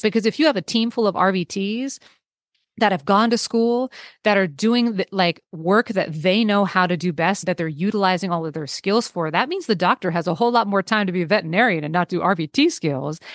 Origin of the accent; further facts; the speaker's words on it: Bay Area, California, United States; I grew up in the Bay Area. I live in the Bay Area now.